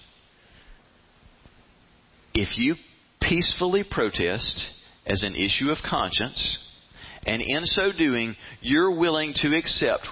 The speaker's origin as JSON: {"language": "English", "country": "United States", "said": "I am an American. I love coming home to America."}